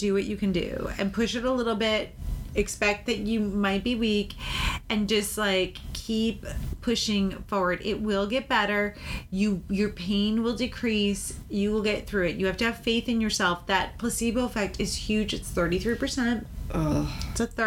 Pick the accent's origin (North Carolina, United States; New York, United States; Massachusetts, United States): Massachusetts, United States; Wellfleet; where I grew up in Wellfleet, Newcomb's Hollow